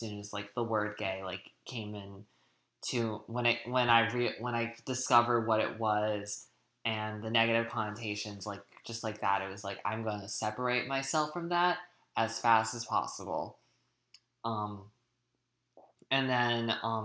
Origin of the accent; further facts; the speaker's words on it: New Hampshire, United States; I grew up I grew up in New Hampshire in a small little town